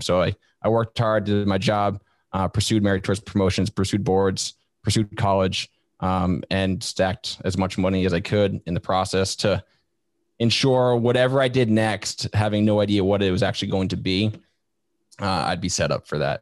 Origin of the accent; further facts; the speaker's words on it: Vermont, United States; moved away as an adult; I grew up in Vermont, like that state that nobody knows exists up in New England.